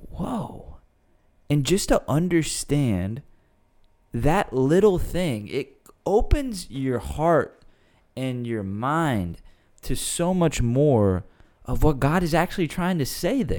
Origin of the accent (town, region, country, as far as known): United States